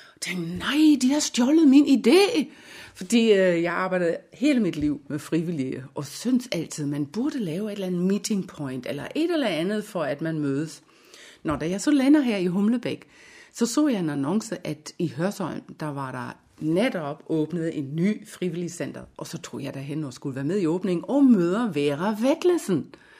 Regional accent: Germany; Danish is a second language; moved away as an adult; now in Denmark; Jeg har jo en lille accent, det kan jeg ikke øh, nægte, jeg har. Jeg er nemlig en øh, væskeægte tysker. Så jeg kom til, til Danmark i 1989

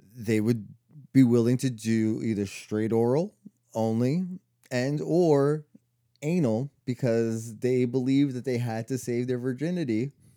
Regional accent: New York, United States; growing up in New York

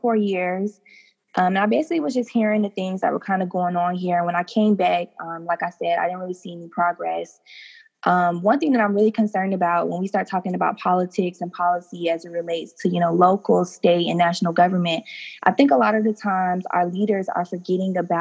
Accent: St. Petersburg, Florida, United States; I'm a St. Petersburg native. I grew up right in Childs Park, graduated from Lakewood High School

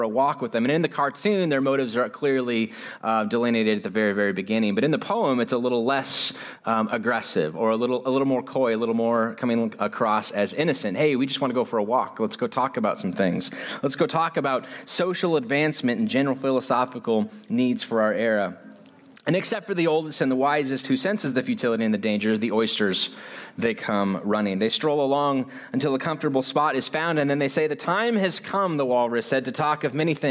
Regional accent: United States; I'm so American

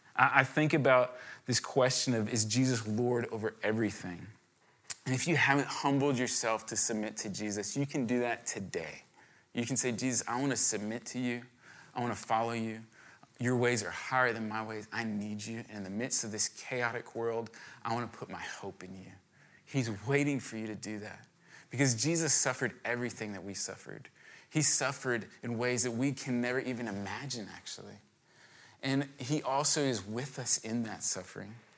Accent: Virginia, United States; I grew up in Virginia

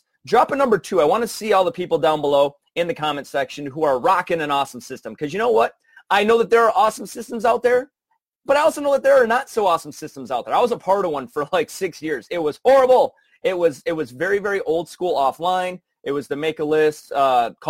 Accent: Michigan, United States; I'm from Michigan

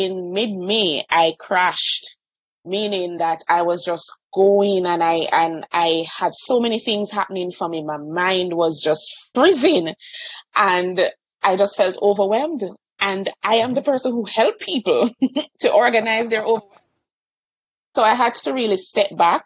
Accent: Kingston, Jamaica; I'm from Kingston, Jamaica. So I have the privilege of living on an island

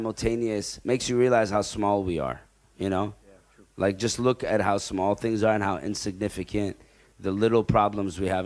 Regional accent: Canada; now in Al Ain, United Arab Emirates; I grew up in Canada

